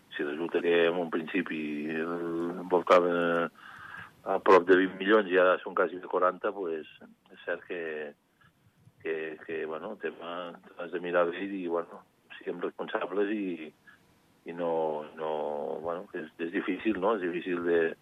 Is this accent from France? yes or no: no; Andorra; soc home d'Andorra